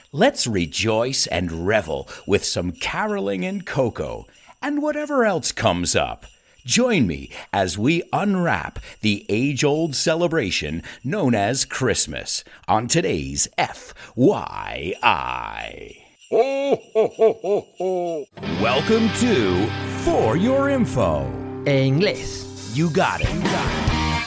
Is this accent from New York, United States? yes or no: yes; New York, United States; moved away; I grew up in the United States. I grew up in New York, a multicultural city.